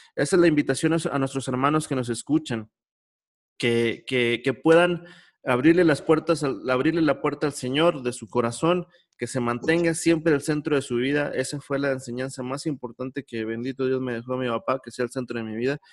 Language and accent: Spanish; Monclova, Coahuila, Mexico; mi niñez, cuando allá en Monclova, donde yo soy